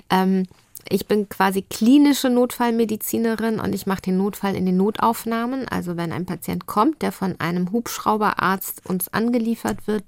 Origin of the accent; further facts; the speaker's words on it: Lübeck, Schleswig-Holstein, Germany; also bin ich in Lübeck groß geworden, bin aufs Gymnasium gegangen, bin so richtig lübsch äh, mit, mit Plattdütsch irgendwie in der Schule lernen und so